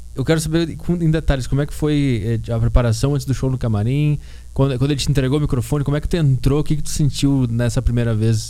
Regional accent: Porto Alegre, Rio Grande do Sul, Brazil; moved away; eu sou de Porto Alegre lá

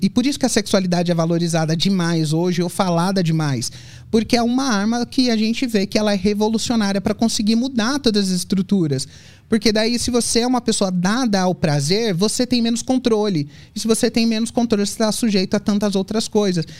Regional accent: São Paulo, Brazil; also born or lived in Brasília / Europe; eu sou de São Paulo

